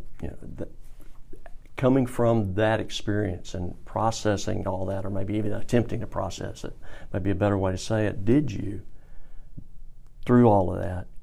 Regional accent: Birmingham, Alabama, United States; moved away as an adult; I'm from Birmingham, went to school in Shelby County, graduated from Samford University here in Birmingham. I lived here up until about the time I was age 24

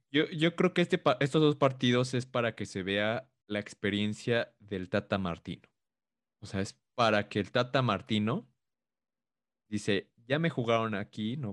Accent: Mexico; nosotros como mexicanos

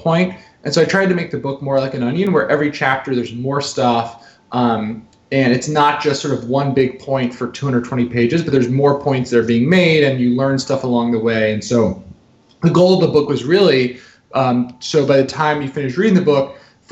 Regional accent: New Jersey, United States; I'm a kid from New Jersey

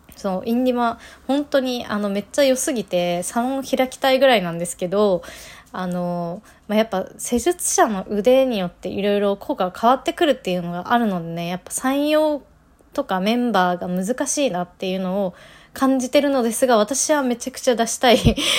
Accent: Nagano, Japan; moved away; 私地元は長野県です

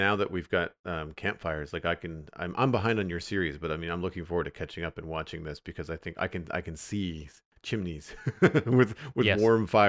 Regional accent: Canada; I am. Yep.

